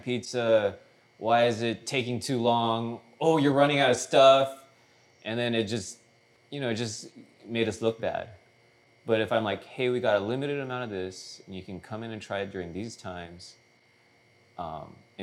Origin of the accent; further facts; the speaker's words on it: San Gabriel Valley, California, United States; I grew up in the San Gabriel Valley, you know, largely Latino.